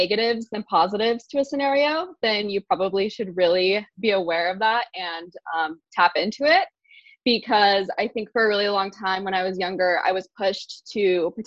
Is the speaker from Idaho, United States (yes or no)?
yes; Boise, Idaho, United States; I'm in Boise. I grew up here